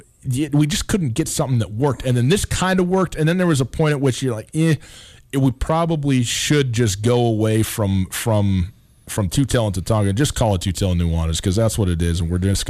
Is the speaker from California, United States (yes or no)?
no; Montana, United States; my home state